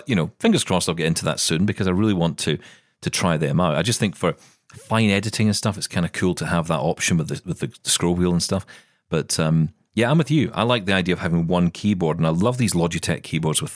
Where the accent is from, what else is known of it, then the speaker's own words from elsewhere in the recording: Scotland, United Kingdom; I am Scottish.